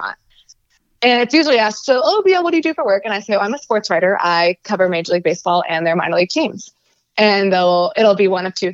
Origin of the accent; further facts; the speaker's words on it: Bay Area, California, United States; also born or lived in San Diego; growing up in the Bay Area